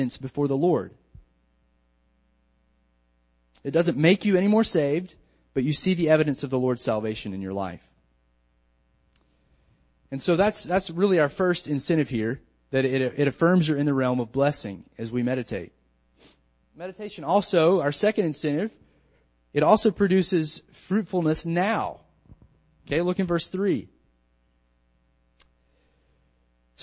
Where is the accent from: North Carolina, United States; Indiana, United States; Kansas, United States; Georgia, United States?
North Carolina, United States; now in Lynchburg, United States; When I was growing up in North Carolina, I would be out in the community, and my family's generations there